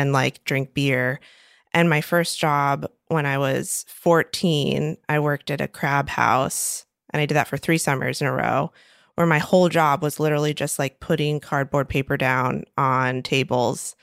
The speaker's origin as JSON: {"language": "English", "region": "Maryland", "country": "United States", "tie": "born or raised there", "said": "I'm from Maryland, and I'm from a very, very small town in the middle of nowhere that's on the Chesapeake Bay"}